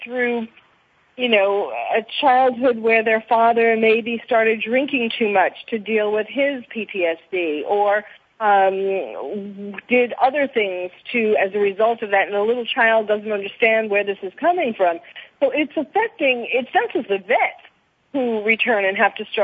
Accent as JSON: {"language": "English", "region": "New York", "country": "United States", "tie": "born or raised there", "moved": "yes", "lives_now": "Los Angeles, United States", "said": "I'm living in L.A. now, but I was born and raised in New York"}